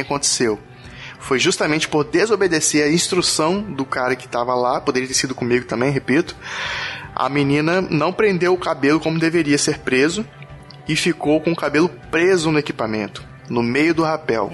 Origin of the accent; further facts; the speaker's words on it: Espírito Santo, Brazil; nós dois somos capixaba